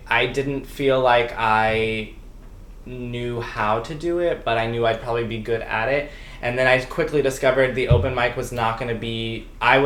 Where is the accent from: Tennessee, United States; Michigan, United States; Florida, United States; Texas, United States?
Florida, United States; moved away as an adult; also born or lived in California; now in Los Angeles, United States; I'm from Florida. I was born in California, but my mom moved back to Florida so I could grow up with family. So I grew up there, and then I've been in LA since 2015